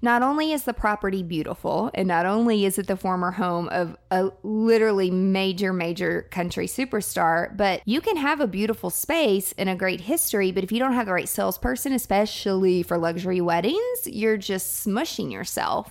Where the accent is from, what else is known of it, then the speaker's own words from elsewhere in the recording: Mount Juliet, Tennessee, United States; I grew up in Mount Juliet